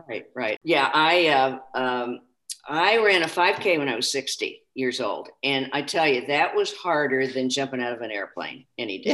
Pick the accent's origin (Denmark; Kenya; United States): United States; Kansas; also born or lived in St. Louis; now in Minnesota, United States; my little town that I grew up in in Kansas.